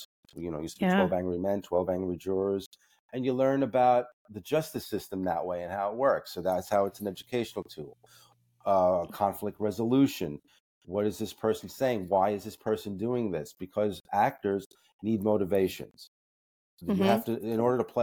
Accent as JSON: {"language": "English", "town": "New York City", "region": "New York", "country": "United States", "tie": "born or raised there", "said": "I grew up in the Bronx"}